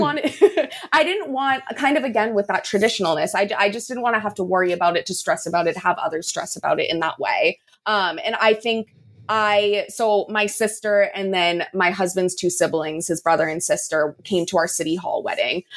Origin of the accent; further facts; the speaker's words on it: San Diego, California, United States; my hometown of San Diego